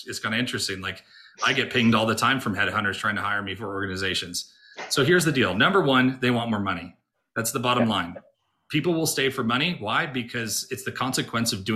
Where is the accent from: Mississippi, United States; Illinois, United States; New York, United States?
New York, United States; Rochester; I grew up in Rochester, New York